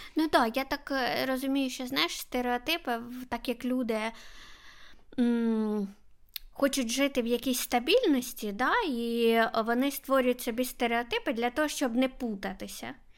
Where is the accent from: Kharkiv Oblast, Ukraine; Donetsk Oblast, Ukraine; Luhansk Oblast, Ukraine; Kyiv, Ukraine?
Kharkiv Oblast, Ukraine; Kharkiv; я з Харкова.